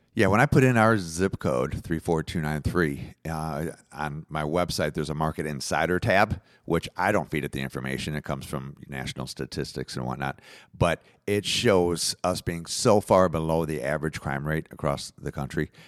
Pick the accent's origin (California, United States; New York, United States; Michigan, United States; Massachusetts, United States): Michigan, United States; Detroit; now in Florida, United States; I'm from Detroit